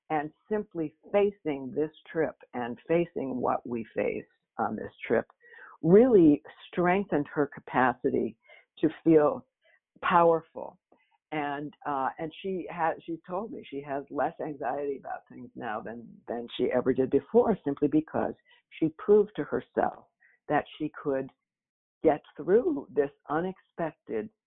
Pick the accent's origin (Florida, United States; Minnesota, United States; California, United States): Minnesota, United States; Minneapolis; moved away as an adult; now in New York, United States; I took the risk of moving as a young person to New York. I was, you know, I came from Minneapolis. It was kind of a scary idea.